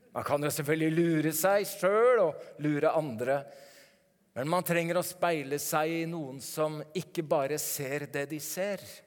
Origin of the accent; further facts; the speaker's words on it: Norway